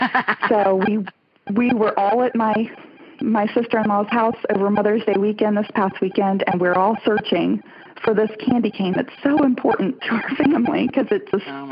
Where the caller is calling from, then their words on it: Birmingham, Alabama, United States; I'm calling from Birmingham.